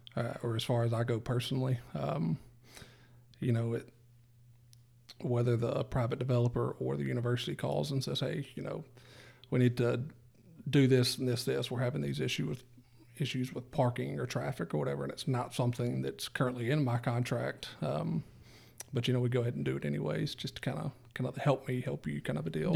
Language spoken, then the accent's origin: English; Mississippi Delta, United States; I'm from the Delta